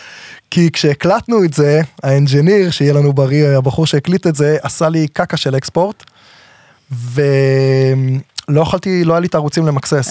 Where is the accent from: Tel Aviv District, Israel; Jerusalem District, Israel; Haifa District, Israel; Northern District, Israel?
Tel Aviv District, Israel; Herzliya; גדלתי בהרצליה, בעיר, במקור